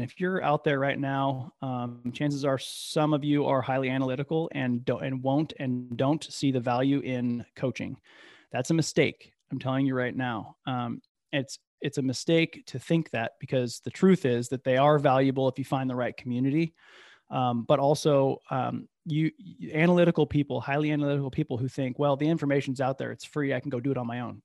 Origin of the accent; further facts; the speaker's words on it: Midwest, United States; moved away; also born or lived in Bay Area, California / Capitola, California; I'm from the Midwest